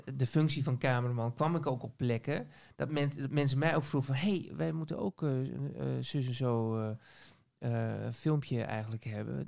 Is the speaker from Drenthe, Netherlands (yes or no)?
yes; Assen, Drenthe, Netherlands; also born or lived in Leeuwarden; now in Groningen, Netherlands; Ik kom uit Assen oorspronkelijk. Ik ben geboren in, eh, eh, in, de hoofdstad van Drenthe